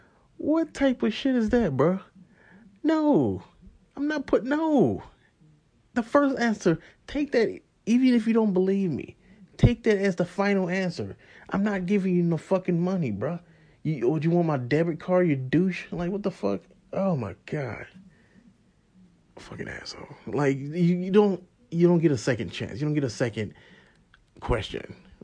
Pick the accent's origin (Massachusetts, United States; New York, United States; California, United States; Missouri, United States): Missouri, United States; St. Louis; because how I grew up, I grew up in St. Louis.